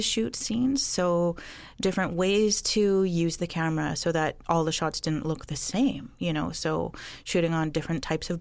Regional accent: Bella Bella, British Columbia, Canada; now in Six Nations, Canada; I was born in Bella Bella. It's a small fishing village on the coast of BC.

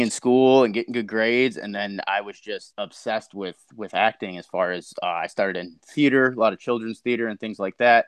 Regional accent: Chicago, Illinois, United States; I'm from Chicago, Illinois.

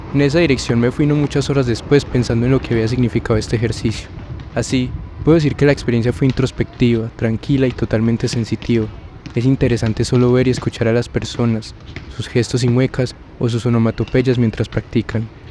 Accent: Paisa, Antioquia, Colombia

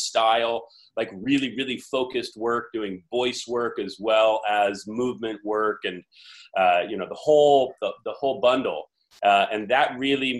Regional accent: Campbell, California, United States; also born or lived in Sacramento; born and raised in the Bay Area, South Bay specifically

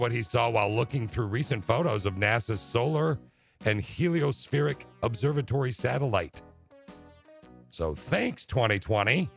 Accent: Lansing, Michigan, United States; I was raised in Lansing

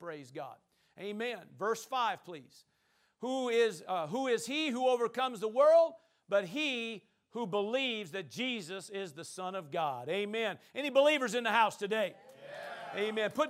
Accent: Powell Butte, Oregon, United States; That's right. I'm from Powell Butte.

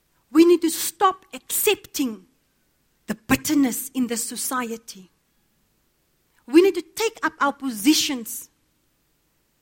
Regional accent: Cape Town, Western Cape, South Africa; I grew up in Cape Town

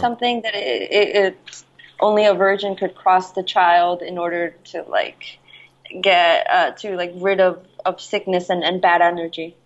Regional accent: Jersey City, New Jersey, United States; also born or lived in Guayaquil, Ecuador; I was raised in Jersey City

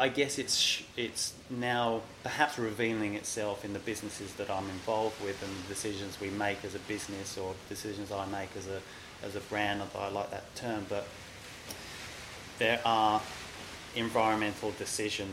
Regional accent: London, United Kingdom; moved away; I grew up in London. My mum and dad ran pubs in and around London for 40 years

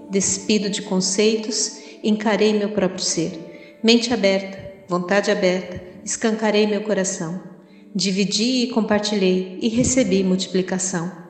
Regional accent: Palmas, Tocantins, Brazil; sou de Palmas

